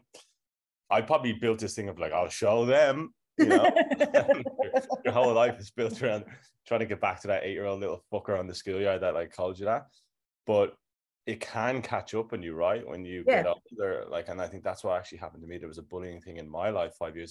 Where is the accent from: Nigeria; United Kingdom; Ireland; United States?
Ireland; now in Australia; I'm Irish